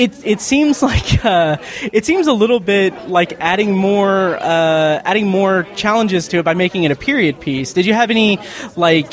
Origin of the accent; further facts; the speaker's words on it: Indianapolis, Indiana, United States; being from Indianapolis